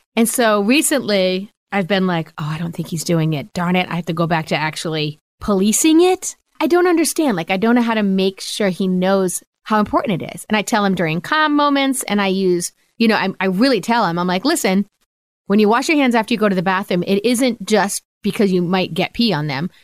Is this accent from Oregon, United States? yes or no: no; Rhode Island, United States; now in Pennsylvania, United States; I grew up in Rhode Island.